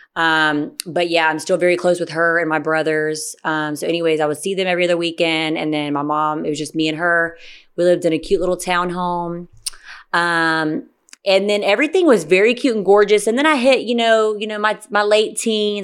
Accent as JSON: {"language": "English", "area": "Gwinnett County", "region": "Georgia", "country": "United States", "tie": "born or raised there", "also_born_or_lived": "Stockbridge, Georgia", "said": "I grew up in Gwinnett County until forever"}